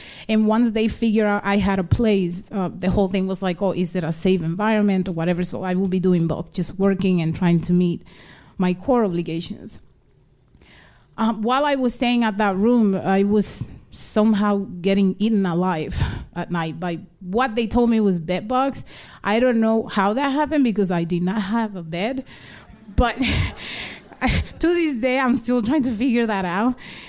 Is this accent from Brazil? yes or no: no; Dominican Republic; born there; I was born in the Dominican Republic and I lived between the two countries here and there.